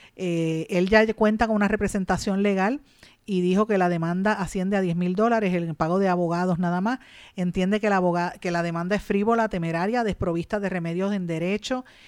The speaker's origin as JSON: {"language": "Spanish", "country": "Puerto Rico"}